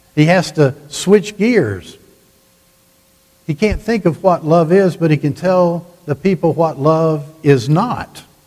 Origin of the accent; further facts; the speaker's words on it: the South, United States; I grew up in the South